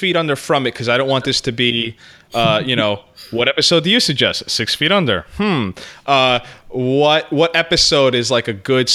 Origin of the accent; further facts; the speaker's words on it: United States; me as an American